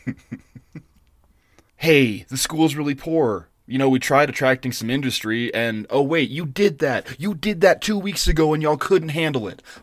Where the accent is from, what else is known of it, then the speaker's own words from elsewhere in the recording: United States; I'm an American.